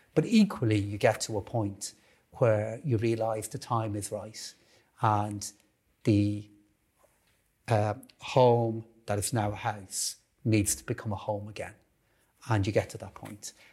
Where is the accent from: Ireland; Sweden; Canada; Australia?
Ireland; Dublin, Leinster; I grew up in Blanchardstown, uh, just off Concealer Road, in a hugely, uh, supportive and really hardworking family